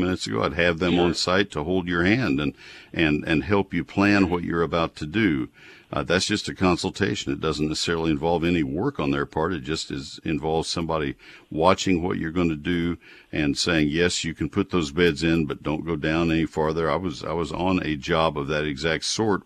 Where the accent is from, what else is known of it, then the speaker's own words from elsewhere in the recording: College Station, Texas, United States; I grew up in College Station where it's all post oaks